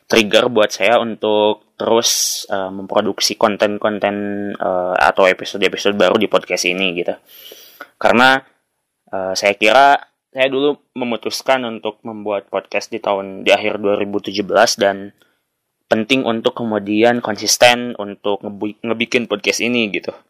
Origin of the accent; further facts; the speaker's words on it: Tasikmalaya, West Java, Indonesia; Ada loh yang jam 10 gitu di kampung saya di uh, pelosok di salah satu desa di Kabupaten Tasik.